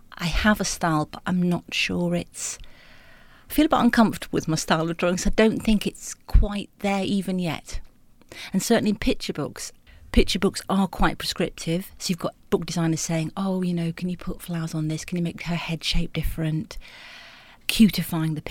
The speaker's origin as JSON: {"language": "English", "town": "Bolton", "region": "North West England", "country": "United Kingdom", "tie": "born or raised there", "said": "growing up in Bolton"}